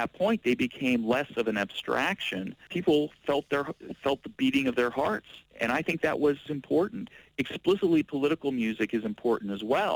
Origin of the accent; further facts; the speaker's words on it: Portland, Oregon, United States; in my hometown here in Portland, Oregon, in the United States